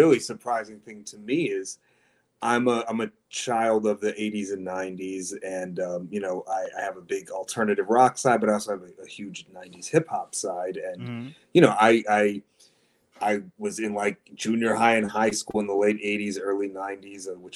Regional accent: Dearborn, Michigan, United States; I grew up literally across the street from Detroit proper in Dearborn, Michigan, which is a kind of big working class Arab American enclave

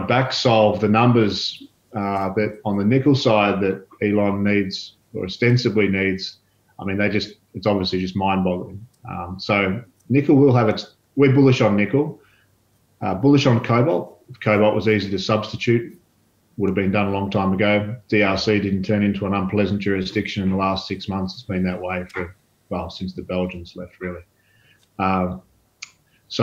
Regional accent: Australia; also born or lived in Brazil; As an Australian

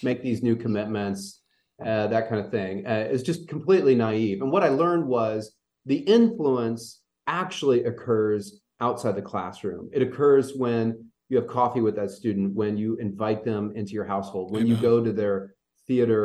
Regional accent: Louisville, Kentucky, United States; also born or lived in Indianapolis, Indiana; now in Central Kentucky, United States; I grew up in Louisville, Kentucky

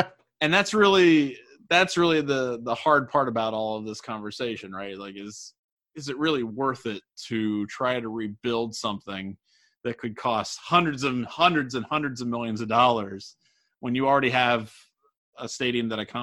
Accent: near Cincinnati, Ohio, United States; I grew up down near Cincinnati

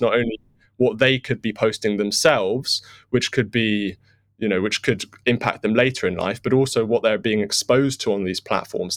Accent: United Kingdom; as a Brit

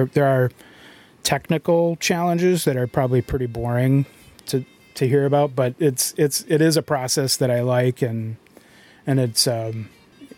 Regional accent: Arcadia, Wisconsin, United States; moved away as an adult; also born or lived in St. Paul, Minnesota; Grew up in Arcadia, so I came back to the area recently

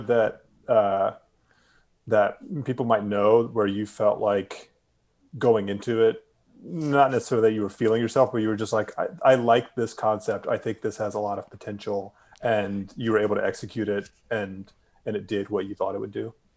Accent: Durham, North Carolina, United States; my hometown and your longtime home of Durham

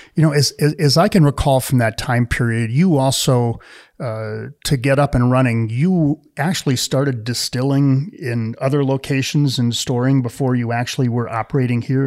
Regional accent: Wisconsin, United States; moved away; I grew up in the Midwest. I was a beer drinker, maybe a little bit of brandy old fashioned because I was from Wisconsin

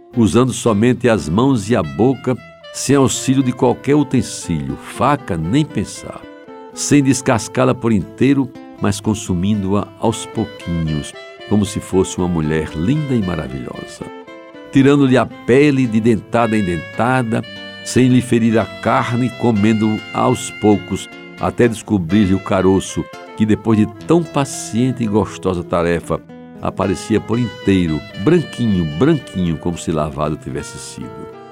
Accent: João Pessoa, Paraíba, Brazil; aquelas mangueiras da Rua da Concórdia, onde nasci e vivi a minha infância

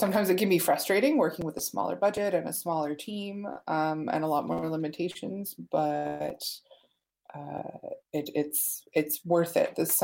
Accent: Ottawa, Ontario, Canada; I grew up in Ottawa, and there was always graffiti around me

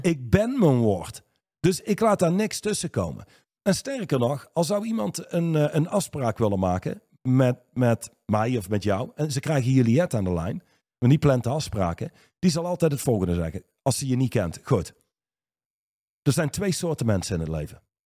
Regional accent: Reusel, North Brabant, Netherlands; in Reuzel, waar ik opgegroeid ben

